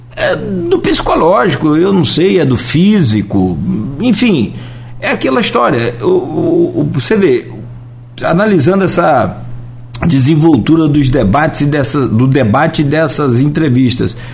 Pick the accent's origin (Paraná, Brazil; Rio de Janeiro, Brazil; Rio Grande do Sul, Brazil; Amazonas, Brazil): Rio de Janeiro, Brazil; Italva; moved away; na cidade de Italva, minha cidade natal. É, tem minha família lá até hoje